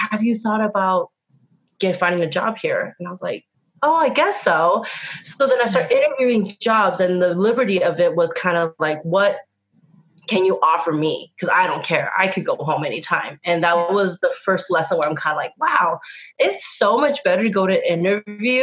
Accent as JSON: {"language": "English", "town": "Reno", "region": "Nevada", "country": "United States", "tie": "born or raised there", "also_born_or_lived": "San Francisco", "moved": "as an adult", "said": "I was born and raised in Reno, Nevada."}